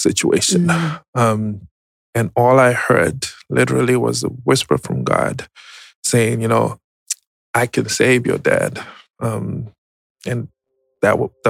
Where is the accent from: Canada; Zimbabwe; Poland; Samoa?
Zimbabwe; moved away as an adult; now in United States; I was born and raised in Zimbabwe, migrated to the U.S. in 2010